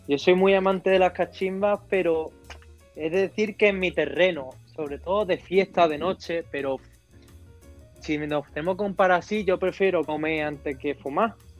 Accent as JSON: {"language": "Spanish", "town": "San Pedro Alcántara", "region": "Andalusia", "country": "Spain", "also_born_or_lived": "Madrid", "moved": "yes", "said": "si le digo de San Pedro, pues yo tiro más a Marbella"}